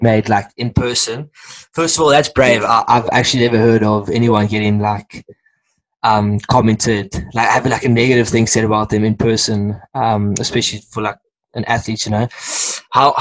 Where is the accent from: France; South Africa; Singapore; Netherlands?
South Africa; I'm South African